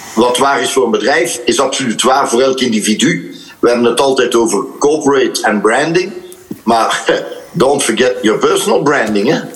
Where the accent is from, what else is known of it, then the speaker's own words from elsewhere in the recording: Ghent, Flanders, Belgium; ik ben van Gent